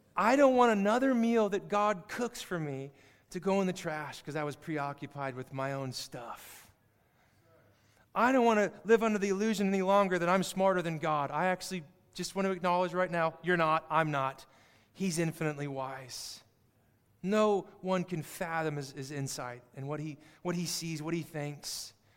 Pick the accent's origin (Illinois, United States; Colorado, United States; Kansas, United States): Kansas, United States; I grew up in Kansas, saw a lot of it